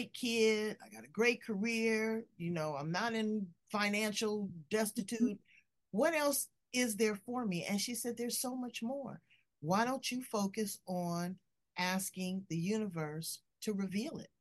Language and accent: English; Los Angeles, California, United States; I grew up in South Central